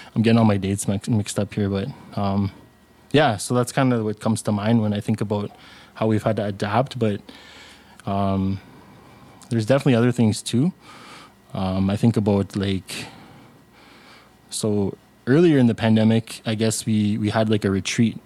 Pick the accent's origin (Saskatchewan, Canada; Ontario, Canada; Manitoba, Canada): Ontario, Canada; Sudbury; also born or lived in Algonquin territory (Ottawa area); my family originates from Winnipeg, Kong, First Nation, but I grew up in Sudbury, Ontario